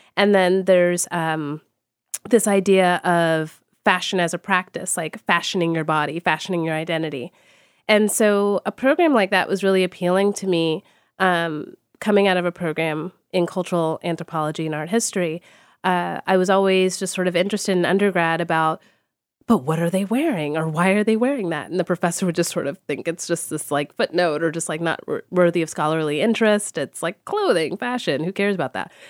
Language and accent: English; Texas, United States; I grew up in Texas